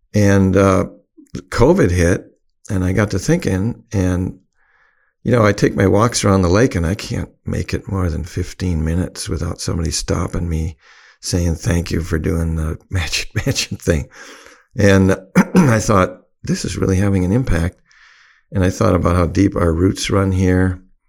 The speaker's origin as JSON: {"language": "English", "town": "Oconomowoc", "region": "Wisconsin", "country": "United States", "tie": "born or raised there", "moved": "as an adult", "said": "I call Oconut my hometown. I moved back here after, um, after my, all my rock band days"}